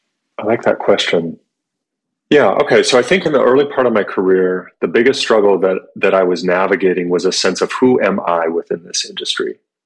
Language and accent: English; Humboldt County, Northern California, United States; also born or lived in Los Angeles; now in Portland, United States; I grew up in Humboldt County, Northern California. So north of San Francisco by some miles for sure.